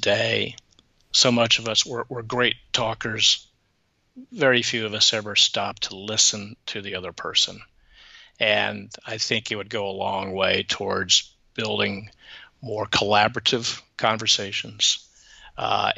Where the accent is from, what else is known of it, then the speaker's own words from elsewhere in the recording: Atlanta, Georgia, United States; I grew up in Atlanta, so I know what it was like to go to church on Sundays